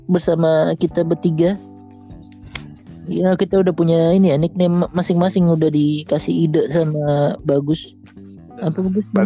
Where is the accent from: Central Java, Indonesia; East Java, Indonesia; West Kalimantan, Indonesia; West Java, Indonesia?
East Java, Indonesia; Surabaya; now in Jakarta, Indonesia; Pulang kampung. Iya pulang kampung gua. Takut gua di Jakarta ngeri banyak ini covid